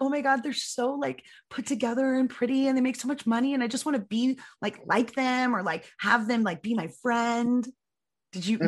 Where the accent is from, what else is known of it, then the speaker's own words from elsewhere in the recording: San Diego, California, United States; I'm from San Diego, and I surfed in my youth